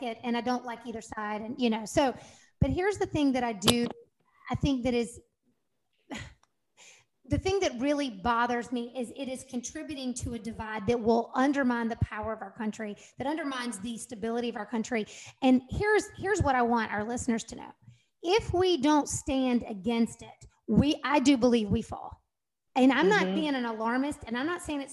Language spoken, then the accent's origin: English; United States; I'm a freaking American. I'm an American